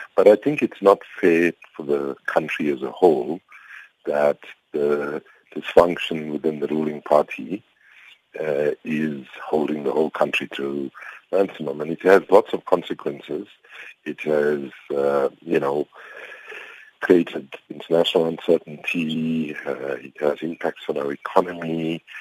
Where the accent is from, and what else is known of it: South Africa